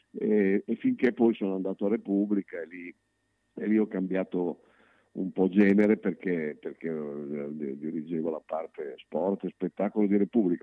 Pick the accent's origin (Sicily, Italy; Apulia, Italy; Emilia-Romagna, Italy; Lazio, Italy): Emilia-Romagna, Italy; Bologna; io sono un bolognese che ama Bologna